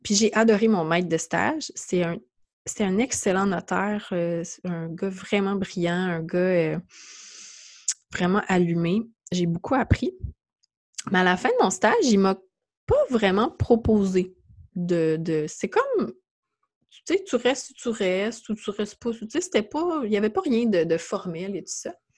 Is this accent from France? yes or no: no; Mont-Saint-Hilaire, Quebec, Canada; je, suis de, je viens de Mont-Saint-Hilaire, ça la rive